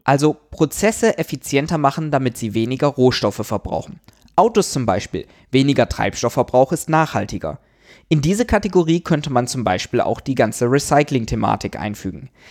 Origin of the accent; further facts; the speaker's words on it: Germany; bei uns in Deutschland